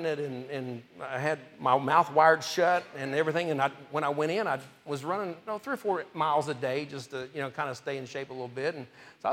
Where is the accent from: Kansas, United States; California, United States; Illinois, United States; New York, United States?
Kansas, United States; Topeka; also born or lived in Oklahoma; I grew up in, we moved from Oklahoma when I was 2 to Topeka, Kansas